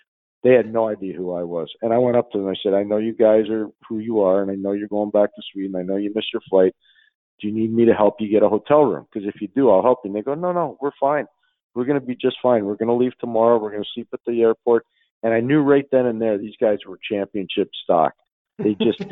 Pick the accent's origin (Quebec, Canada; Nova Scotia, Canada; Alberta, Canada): Quebec, Canada; Montreal; He and I grew up in Montreal playing hockey against one another.